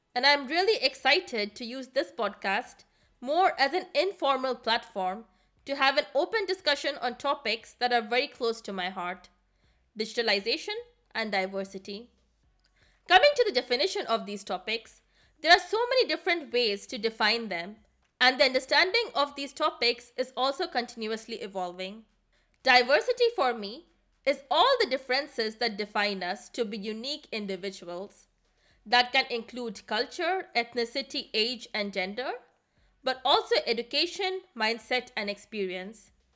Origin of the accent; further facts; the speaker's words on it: India; now in Germany; I come from India, and I currently work in the management consulting sector based out of Germany